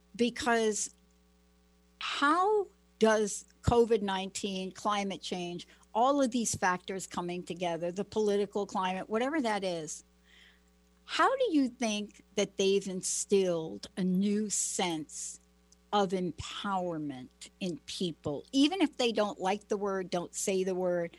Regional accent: Plainfield, New Jersey, United States; now in Pacific Northwest, United States; I went to a school, Plainfield, New Jersey, the school where the riots happened

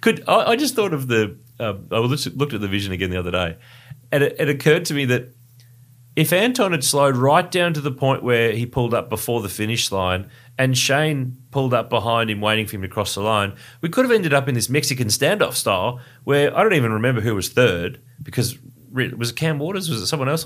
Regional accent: Ballarat, Victoria, Australia; now in Melbourne, Australia; Ballarat, my hometown in regional Victoria. And I'm bringing another Ballarat boy with me

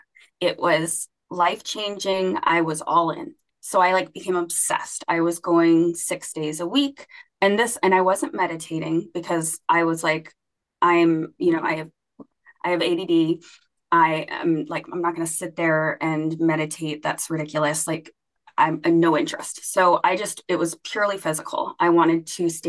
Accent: Alaska, United States; now in Ohio, United States; I am from Alaska

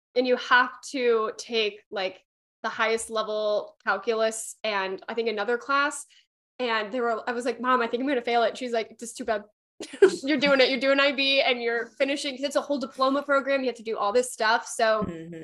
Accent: Midwest, United States; also born or lived in Pennsylvania; I'm from the Midwest

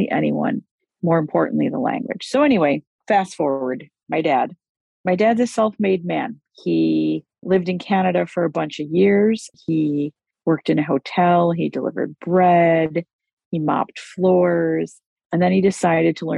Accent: United States; I was born in the United States of America

